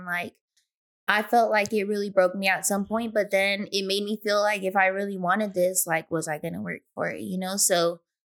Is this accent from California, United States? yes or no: yes; Riverside, California, United States; I'm from Riverside, California, and I'm a nail tech.